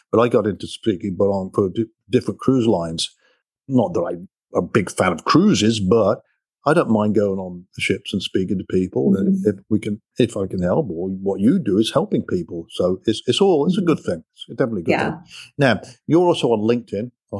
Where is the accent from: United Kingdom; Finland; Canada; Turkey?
United Kingdom; England; moved away as an adult; now in United States; growing up in England, we used to, me and my buddies, go over the park, kick a soccer ball around and ride a bike